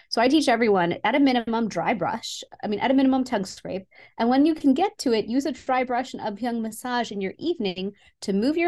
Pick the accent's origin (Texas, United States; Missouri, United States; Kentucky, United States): Texas, United States; Houston; So I was born in Houston, Texas, and I would go to India every single year to see my family